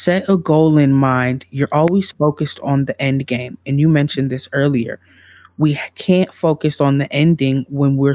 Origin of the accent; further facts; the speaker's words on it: Midwest, United States; I'm from the Midwest